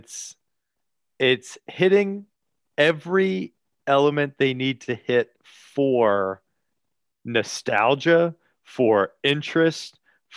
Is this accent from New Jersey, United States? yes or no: yes; New Jersey, United States; I'm from Jersey. Jersey